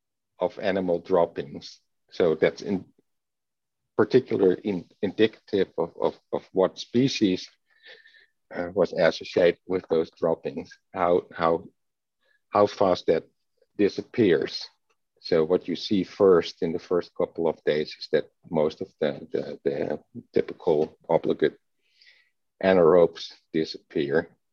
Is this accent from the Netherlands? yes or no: yes; Netherlands; English is a second language; Growing up in the Netherlands.